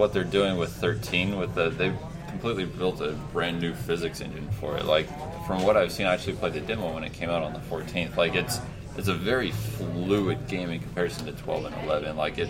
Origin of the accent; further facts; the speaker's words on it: the South, United States; moved away; I'm from the South. Like, I lived and breathed football for, like, my entire life until I moved here.